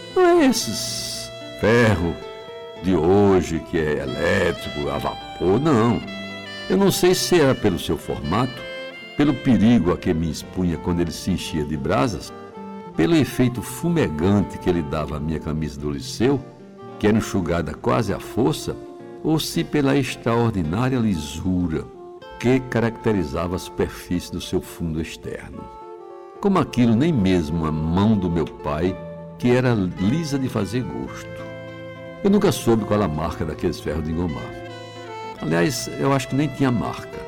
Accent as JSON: {"language": "Portuguese", "town": "Jaguaribe", "region": "Ceará", "country": "Brazil", "tie": "born or raised there", "said": "a minha infância em Jaguaribe"}